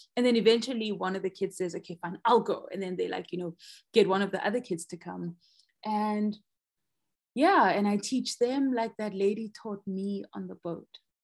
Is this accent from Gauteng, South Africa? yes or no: yes; Soweto, Gauteng, South Africa; I grew up in Soweto, which is like a landlocked area here in South Africa in the province of Gauteng.